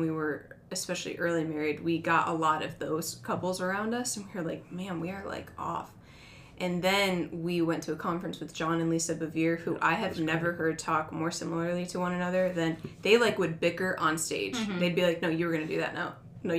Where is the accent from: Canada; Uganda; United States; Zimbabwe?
United States; Northeast; we are both from the Northeast